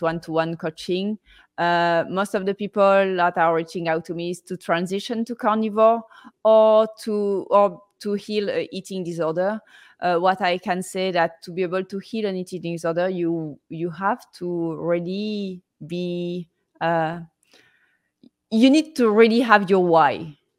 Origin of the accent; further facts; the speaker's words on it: Marseille, Provence-Alpes-Côte d'Azur, France; I'm from Marseille, southeast of France